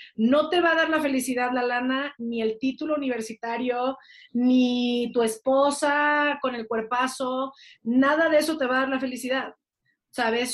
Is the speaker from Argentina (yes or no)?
no; Mexico